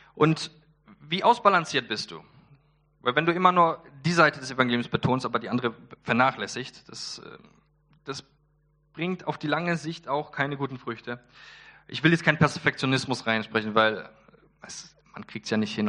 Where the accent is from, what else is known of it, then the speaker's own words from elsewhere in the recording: Poland; ich bin Pole